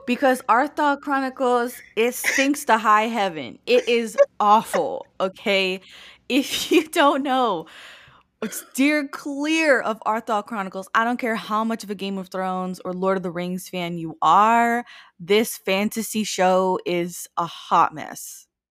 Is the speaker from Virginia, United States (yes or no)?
no; Miami, Florida, United States; I live in Florida, and I grew up in Miami.